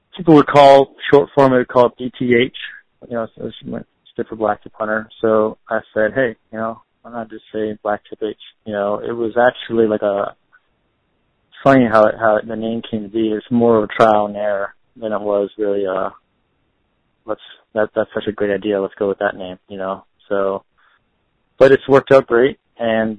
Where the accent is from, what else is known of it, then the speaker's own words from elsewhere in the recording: Windsor, Ontario, Canada; moved away; also born or lived in Florida; I grew up in Windsor, Ontario, on Lake St. Clair.